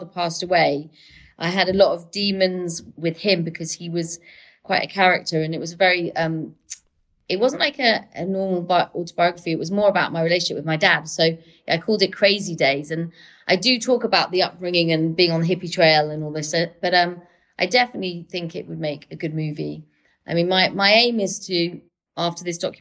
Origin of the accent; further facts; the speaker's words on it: London, United Kingdom; also born or lived in Manchester; living half in London, half in Manchester, so I never really, even though I'm a Londoner, I also feel very, very Mancunian